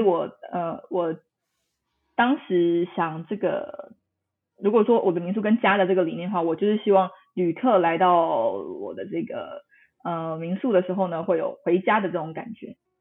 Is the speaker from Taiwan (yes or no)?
yes; Tainan, Taiwan; 我是台南人啦，所以我其实 ，这个经常出没点就是台南